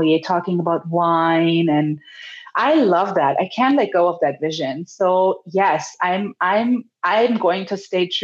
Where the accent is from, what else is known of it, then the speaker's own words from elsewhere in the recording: Germany; now in California, United States; I'm from Germany